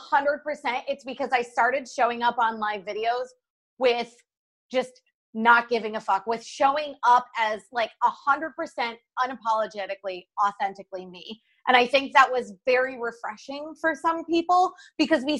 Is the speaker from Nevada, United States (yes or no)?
no; New York, United States; I'm a New Yorker through and through.